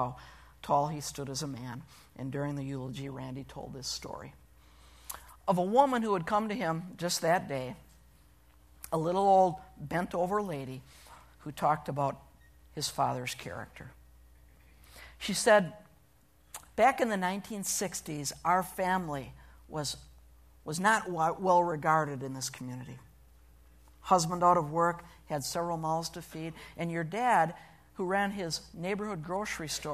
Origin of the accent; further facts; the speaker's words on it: Sturgeon Bay, Wisconsin, United States; moved away; Sturgeon Bay, my hometown